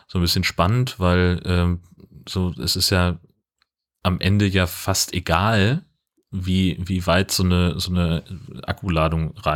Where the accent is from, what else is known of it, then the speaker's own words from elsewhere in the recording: Germany; ich komme aus Deutschland, wir mögen das.